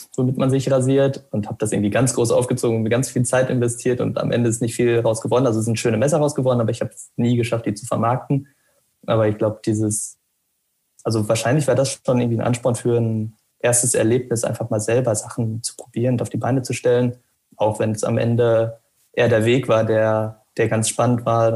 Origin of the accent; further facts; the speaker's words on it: Arnsberg, North Rhine-Westphalia, Germany; moved away as an adult; now in Münster, Germany; die Lehre habe ich erst bei mir im Heimatort gemacht. Also ich komme aus dem Sauerland, aus Arnsberg